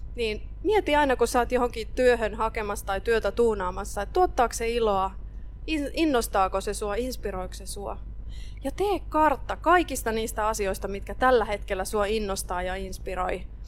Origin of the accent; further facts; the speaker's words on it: Ostrobothnia, Finland; Mä oon Pohjanmaalta kotosi